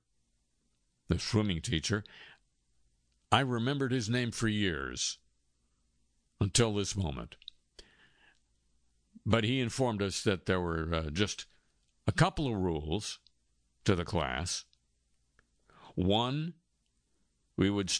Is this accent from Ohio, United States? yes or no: no; Los Angeles, California, United States; our neighborhood high school, when I was growing up in Los Angeles, was called